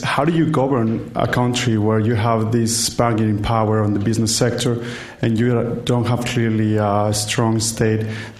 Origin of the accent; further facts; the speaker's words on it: Mexico; moved away; coming from Mexico